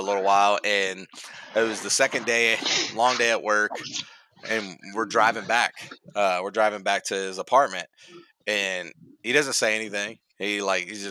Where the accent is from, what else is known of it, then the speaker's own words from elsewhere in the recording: Cincinnati, Ohio, United States; I'm from Cincinnati, Ohio